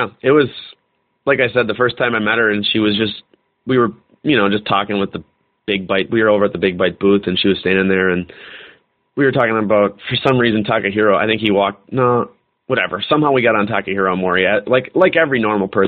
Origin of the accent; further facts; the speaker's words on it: Wisconsin, United States; we're from Wisconsin